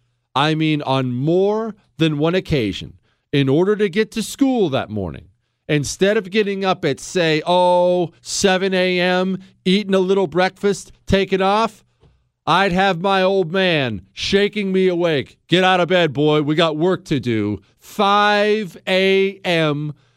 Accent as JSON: {"language": "English", "region": "Montana", "country": "United States", "tie": "born or raised there", "moved": "yes", "said": "I loved growing up in Montana. It was a healthy existence. The air is clean. The mountains are beautiful."}